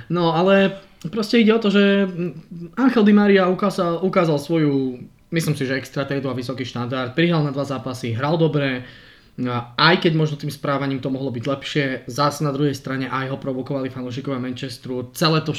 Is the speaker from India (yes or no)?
no; Prague, Czechia; now in Slovakia; No, preboha, ja som pristahovalec z Prahe, koho by som posielal preč.